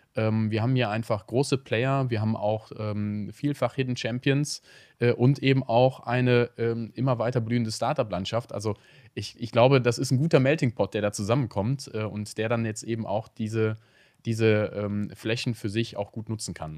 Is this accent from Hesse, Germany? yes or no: no; Cologne, North Rhine-Westphalia, Germany; als Kölner